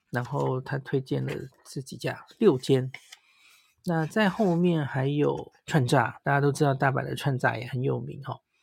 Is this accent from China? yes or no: no; Taiwan; 我们台湾人